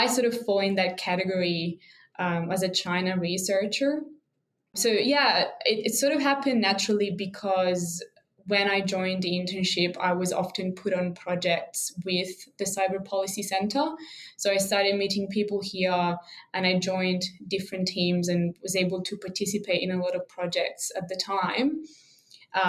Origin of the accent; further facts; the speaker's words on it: Italy; moved away as an adult; now in Canberra, Australia; I'm originally from Italy, so I've been an international student here in Australia for a long time